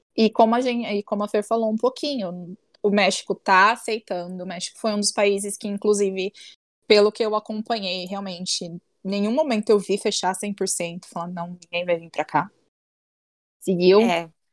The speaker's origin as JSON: {"language": "Portuguese", "country": "Brazil", "said": "eu sou brasileira"}